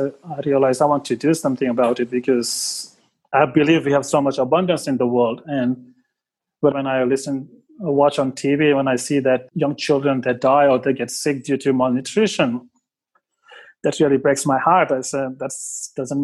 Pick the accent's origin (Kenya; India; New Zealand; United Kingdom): India; Mumbai, Maharashtra; moved away as an adult; now in Australia; I grew up in Mumbai